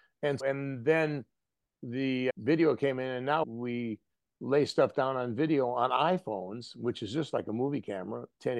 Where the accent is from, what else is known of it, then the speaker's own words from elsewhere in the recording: Wisconsin, United States; And my dad said, let's open a hardware store in Wisconsin. So they went up there and had me and my sister Diane, and we